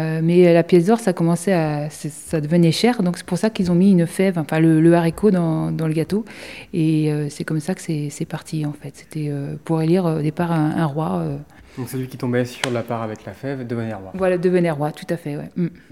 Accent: France; nous, en tant que Français

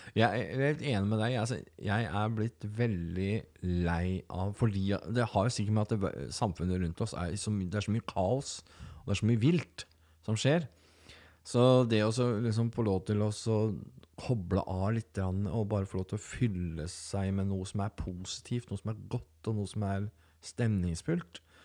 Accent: Telemark, Norway; Jeg kommer fra Telemark og har den bakgrunnen

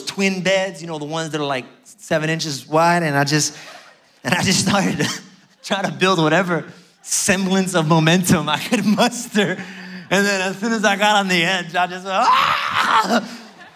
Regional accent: New York City, New York, United States; I grew up in Brooklyn, New York.

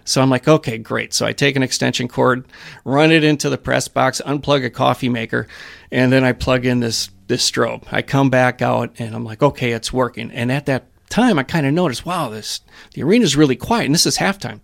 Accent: Waukesha, Wisconsin, United States; I grew up in Wisconsin. Uh, I spent part of my time in Waukesha

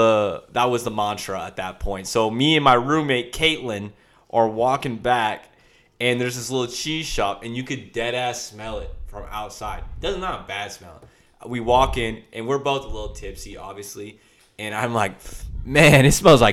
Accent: Long Beach, California, United States; I'm from Long Beach. The ocean's brown

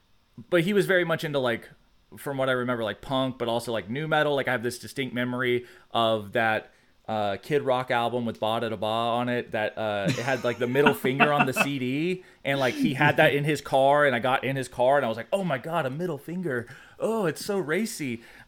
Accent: Georgia, United States; I was raised in South Georgia.

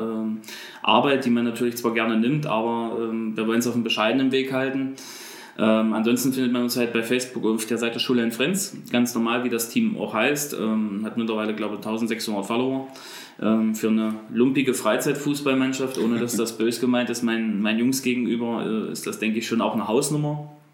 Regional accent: Bernburg, Saxony-Anhalt, Germany; bin beruflich als Einzelhandelskaufmann bei uns in Bernburg im Kaufland unterwegs

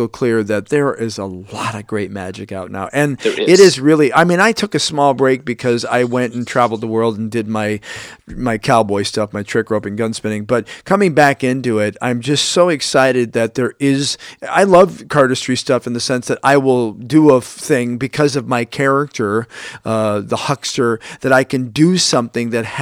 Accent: Chicago, Illinois, United States; I'm from Chicago, Illinois, 60616 Southside

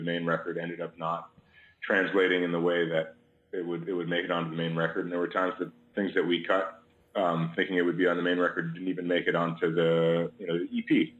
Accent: Chicago, Illinois, United States; I grew up in Chicago

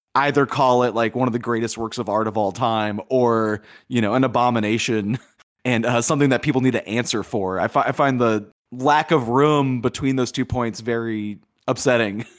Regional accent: Louisiana, United States; growing up in Louisiana in the eighties

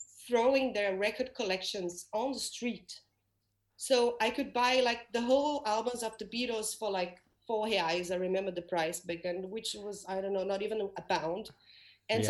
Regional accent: Rio de Janeiro, Brazil; English is a second language; moved away as an adult; also born or lived in London; now in Denmark; Rio, my hometown

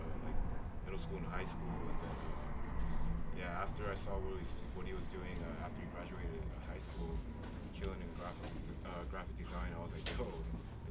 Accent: Los Angeles, California, United States; also born or lived in Queens, New York; I was born in the East Coast, but I was raised in the West Coast.

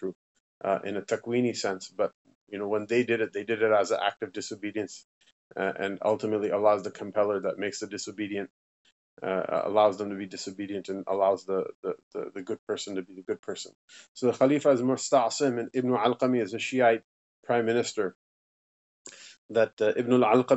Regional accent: United States; growing up in America

